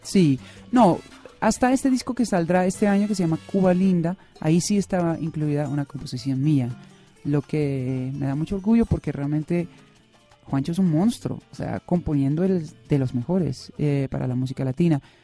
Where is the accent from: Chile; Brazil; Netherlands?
Netherlands; moved away as an adult; now in Bogotá, Colombia; yo nací en Holanda, pero siempre digo como chiste que nací en el continente equivocado.